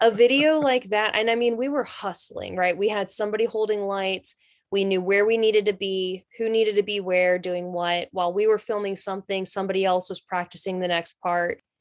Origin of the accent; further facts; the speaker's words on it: North Carolina, United States; I'm from North Carolina, so I know all about, like, the South